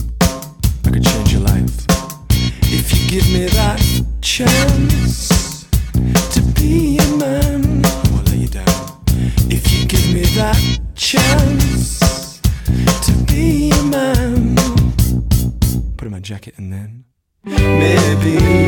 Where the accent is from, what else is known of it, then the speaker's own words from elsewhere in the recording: Billingham, North East England, United Kingdom; This when I was a kid, growing up in Billingham. We used to put on our mum's records.